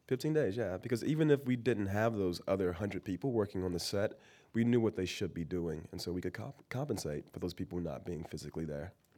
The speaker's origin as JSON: {"language": "English", "town": "Miami", "region": "Florida", "country": "United States", "tie": "born or raised there", "moved": "yes", "lives_now": "San Francisco, United States", "said": "I'm born and raised in Miami, Florida."}